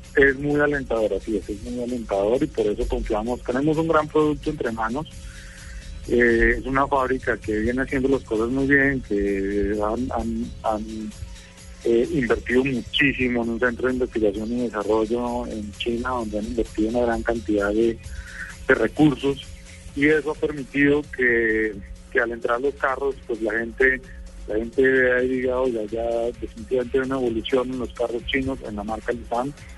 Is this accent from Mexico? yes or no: no; Colombia